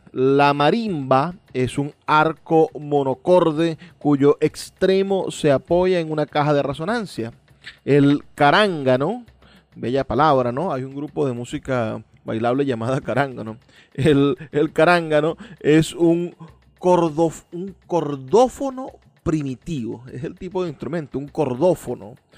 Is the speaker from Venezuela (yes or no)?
yes; Venezuela; en este crisol de razas que somos nosotros los venezolanos